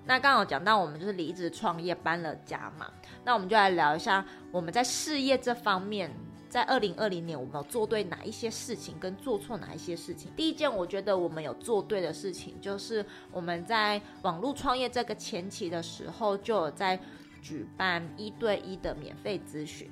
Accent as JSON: {"language": "Chinese", "region": "Tainan", "country": "Taiwan", "moved": "yes", "said": "我是台南人"}